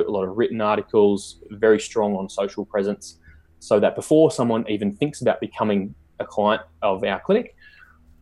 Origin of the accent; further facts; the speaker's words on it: Newcastle, New South Wales, Australia; I'm from Newcastle, the hometown of the Knights